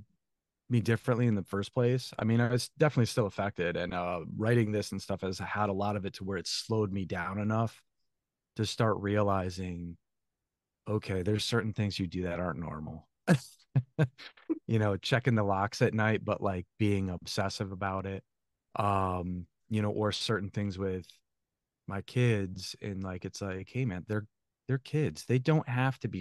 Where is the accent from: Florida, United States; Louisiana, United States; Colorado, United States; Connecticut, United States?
Connecticut, United States; Thomaston; moved away; I grew up in a small little New England town, 8,000 people, Thomaston, Connecticut.